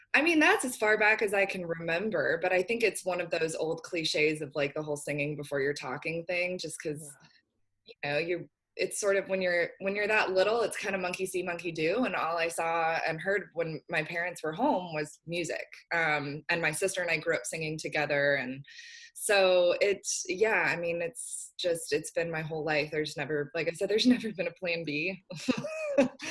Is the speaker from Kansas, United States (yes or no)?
no; just outside of San Francisco, California, United States; now in Nashville, United States; I grew up uh, just outside of San Francisco